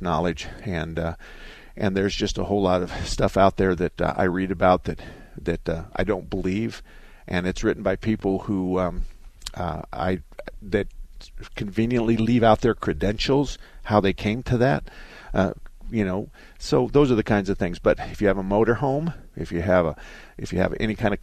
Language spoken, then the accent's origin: English; Southern Arizona, United States; I was born and raised in Southern Arizona.